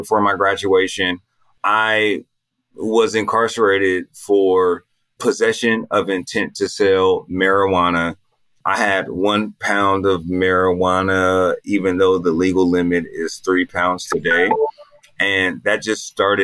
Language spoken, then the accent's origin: English; Altadena, California, United States; I'm from Los Angeles. I'm from Altadena, California